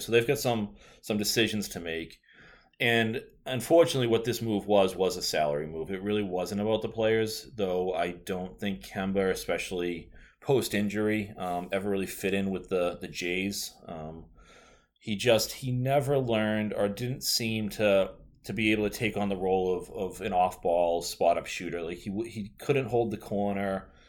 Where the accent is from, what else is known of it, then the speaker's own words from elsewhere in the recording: Boston, Massachusetts, United States; I'm from the Boston area, and if they don't, they can probably tell by my, my bad accent